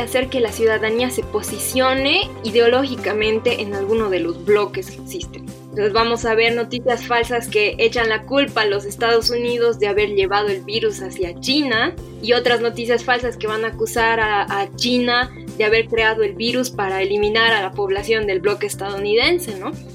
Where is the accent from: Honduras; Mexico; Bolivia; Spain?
Bolivia; como bolivianos